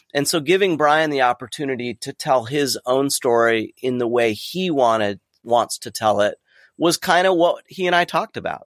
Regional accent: Southern California, United States; growing up in Southern California in the early eighties, late seventies, early eighties

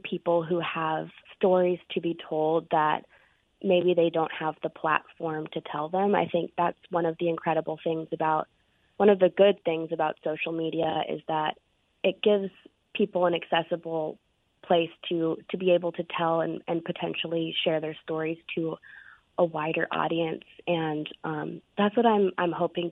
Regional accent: Colorado, United States; now in Mississippi, United States; I'm from Colorado originally.

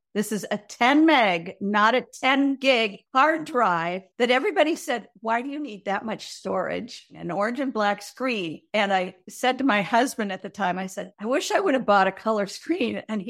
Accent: Minnesota, United States; In Minnesota.

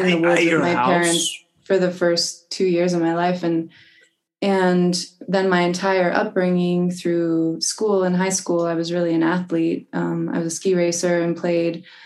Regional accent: Fernie, British Columbia, Canada; I'm from a little mining town, little ski town in British Columbia in Canada called Fernie

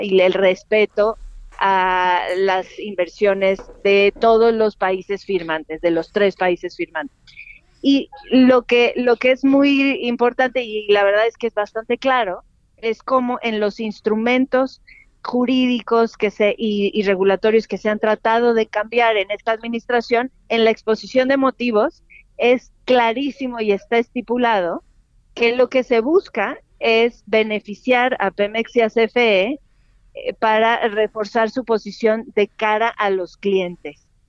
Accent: Mexico; como mexicanos

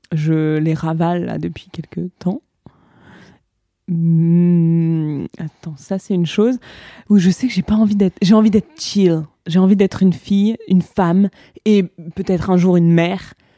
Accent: France; moved away as an adult; also born or lived in New York; quand on est français avec un passeport

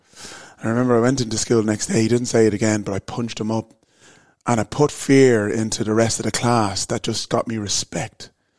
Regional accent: Dublin, Leinster, Ireland; accent: Irish; moved away as an adult; now in London, United Kingdom; I'm as black as they come. So basically my family moved over to Ireland in 1974, from Nigeria, and popped out a load of kids, and I was one of them.

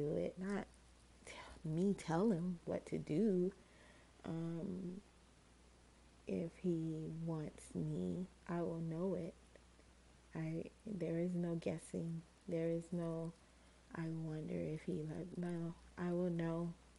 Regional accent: Georgia, United States; I was from Georgia

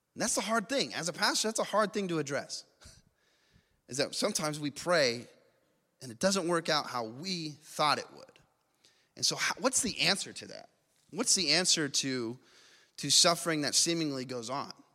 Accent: Las Vegas, Nevada, United States; I grew up in Vegas

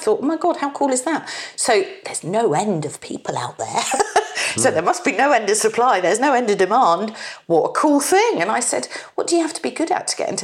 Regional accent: Bournemouth, South West England, United Kingdom; moved away as an adult; also born or lived in Bristol; I'm from Bournemouth, very parochial, touristy, gentle town.

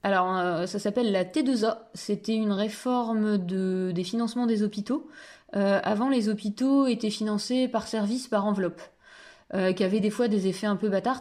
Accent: Picardy, Hauts-de-France, France; moi j'étais à la FAEP parce que je suis picarde

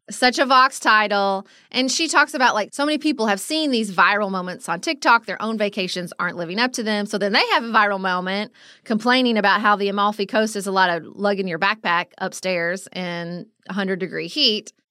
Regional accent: United States; an American who travels

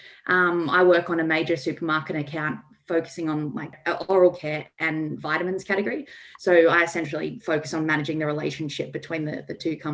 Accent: Sydney, New South Wales, Australia; I was born and raised in Sydney

